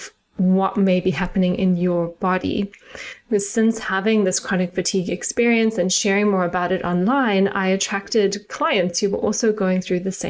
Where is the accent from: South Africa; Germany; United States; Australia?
South Africa; moved away as an adult; now in United Kingdom; if you can hear a little tinge of my accent, I am South African and I grew up in South Africa